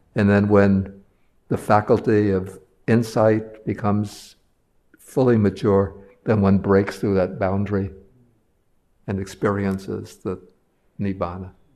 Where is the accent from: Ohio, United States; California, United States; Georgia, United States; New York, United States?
New York, United States; New York City; I'm a New Yorker